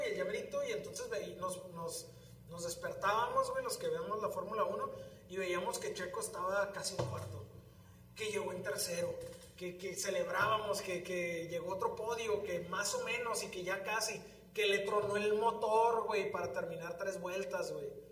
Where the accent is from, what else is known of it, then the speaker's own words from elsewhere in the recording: Tijuana, Baja California, Mexico; somos muy californianos, güey, los tijuanenses o los de aquí de la región